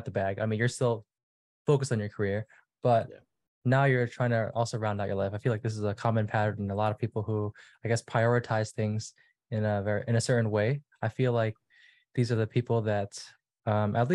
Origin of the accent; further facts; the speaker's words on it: New York City, New York, United States; I was born in New York. Grew up in Brooklyn, so I was staying with my parents for the time.